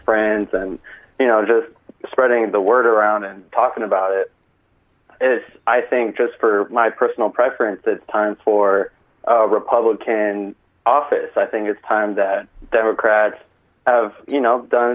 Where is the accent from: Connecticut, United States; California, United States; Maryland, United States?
California, United States; moved away as an adult; now in Tempe, United States; I'm born and raised in California, but currently I'm attending Arizona State. So I'm in Tempe, Arizona